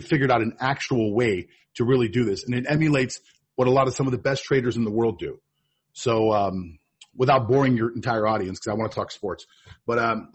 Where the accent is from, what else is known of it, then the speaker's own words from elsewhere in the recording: Pittsburgh, Pennsylvania, United States; also born or lived in Miami, Florida; now in Thailand; I'm originally from Pittsburgh, Pennsylvania